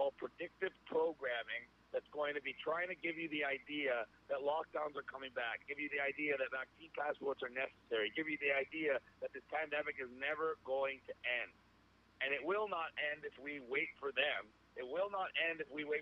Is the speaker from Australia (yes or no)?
no; Ontario, Canada; I couldn't speak anywhere in my home state of Ontario